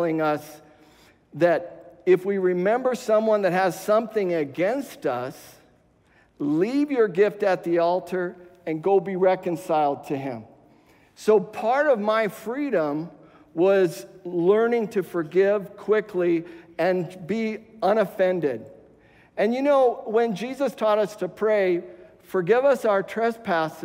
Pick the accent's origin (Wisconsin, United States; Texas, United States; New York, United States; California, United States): California, United States; West Covina; moved away; the same house that we were raised in West Covina